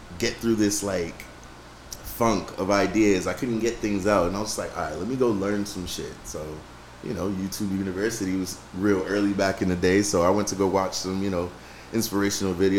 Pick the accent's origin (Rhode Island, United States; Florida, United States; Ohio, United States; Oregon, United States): Rhode Island, United States; I was born in Rhode Island